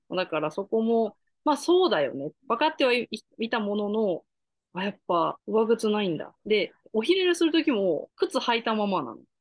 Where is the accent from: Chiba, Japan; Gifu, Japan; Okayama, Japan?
Gifu, Japan; moved away as an adult; also born or lived in Nagoya, Japan; now in Dallas, United States; 岐阜出身で26年間、えーと、岐阜育ち